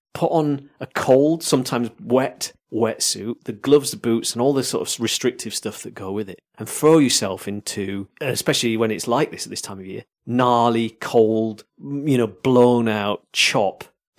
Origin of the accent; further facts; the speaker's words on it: Yorkshire and the Humber, United Kingdom; I'm from Yorkshire.